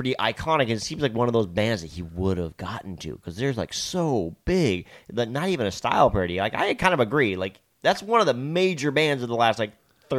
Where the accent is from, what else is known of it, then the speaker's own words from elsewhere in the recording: Colorado Springs, Colorado, United States; I grew up in Colorado Springs